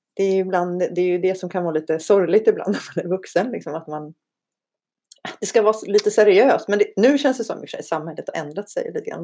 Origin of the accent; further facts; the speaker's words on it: Iceland; now in Sweden; jag är ju islänning. Jag är på riktigt islänning. På jag är riktigt. född där och har två isländska föräldrar.